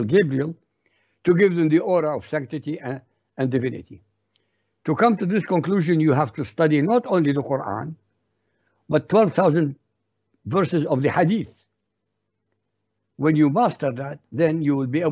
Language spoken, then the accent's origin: English; Baghdad, Baghdad Governorate, Iraq; first language Arabic; English is a second language; moved away as an adult; also born or lived in Europe; I was born in Baghdad, Iraq, so my background is Arabic. My language, my mother tongue is Arabic. I was educated in Iraq.